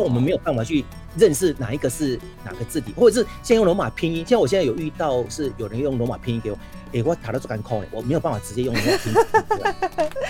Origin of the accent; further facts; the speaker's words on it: southern Taiwan, Taiwan; accent: southern Taiwanese; first language Taiwanese Hokkien; Chinese is a second language; 反正我们小时候都讲台语长大的嗯。 是南部的